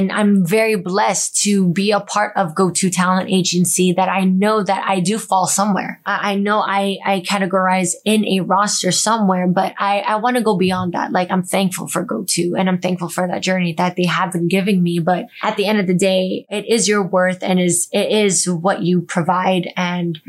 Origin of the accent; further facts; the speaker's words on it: United States; I'm a Filipino American, 5'2" girl